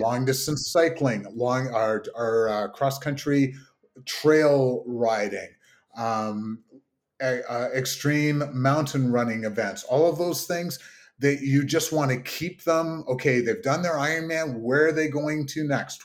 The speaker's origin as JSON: {"language": "English", "town": "Kingston", "region": "Ontario", "country": "Canada", "tie": "born or raised there", "said": "my hometown of Kingston"}